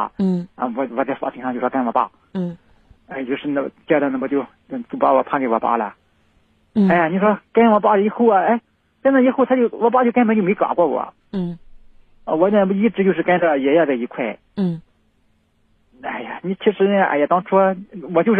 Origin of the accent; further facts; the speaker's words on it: Northeast China, China; accent: Shandong; also born or lived in Shandong; 啊，我是东北的，我老家是山东这边的。